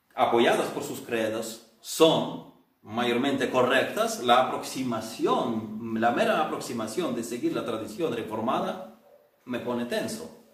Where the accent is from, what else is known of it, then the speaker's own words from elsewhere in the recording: Ukraine; now in Spain; en la iglesia rural pentecostal en el pueblo de mis abuelos en Ucrania